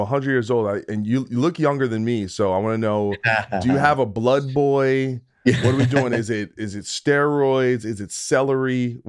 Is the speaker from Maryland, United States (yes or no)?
no; New Jersey, United States; Dude, I'm from New Jersey, so we're rich. We're like Dunkin' Donuts people down there.